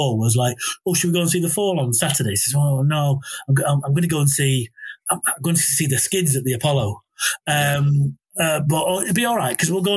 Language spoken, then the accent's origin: English; Altrincham, North West England, United Kingdom; I grew up in Altrincham